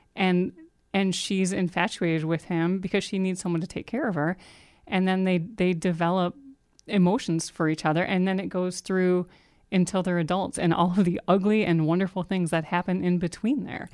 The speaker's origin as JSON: {"language": "English", "region": "Ohio", "country": "United States", "said": "I'm from Ohio"}